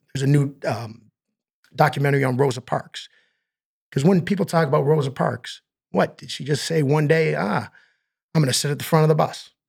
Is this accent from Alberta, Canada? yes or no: no; Stratford, Ontario, Canada; moved away as an adult; now in Toronto, Canada; we moved from Toronto and I was four years old and we moved to Stratford, Ontario